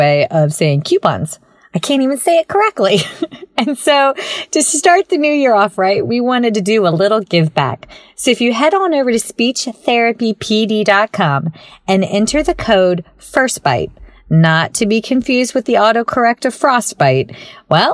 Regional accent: American South, United States; accent: Southern; one of the most gracious and kind Southern women I know, although my accent may be slightly a bit thicker

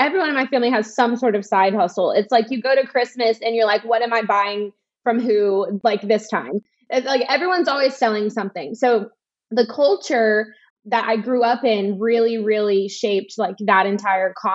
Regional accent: Alabama, United States; I'm from the South

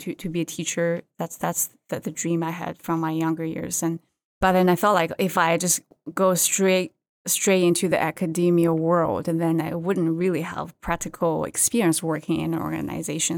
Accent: China; English is a second language; moved away; also born or lived in Qingdao, China; I grew up in China and I went to college in a coastal city called Qingdao in China

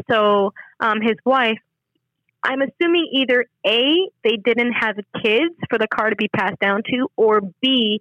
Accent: Canada; I'm a Canadian citizen

